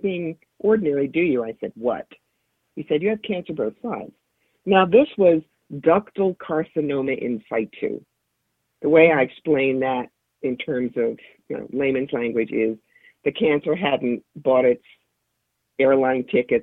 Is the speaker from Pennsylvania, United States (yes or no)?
yes; Philadelphia, Pennsylvania, United States; now in Schoharie County, New York, United States; But I grew up around Philadelphia